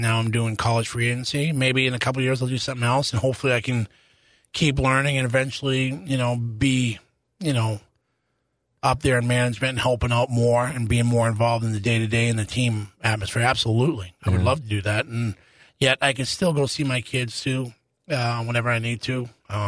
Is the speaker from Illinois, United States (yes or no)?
no; Boston, Massachusetts, United States; moved away as an adult; I was born and raised in Boston